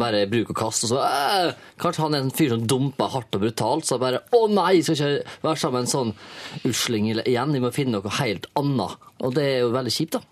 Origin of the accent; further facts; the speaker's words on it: Isfjorden, Møre og Romsdal, Norway; Bor da i eh, Isfjorden, som er den plassen jeg kommer fra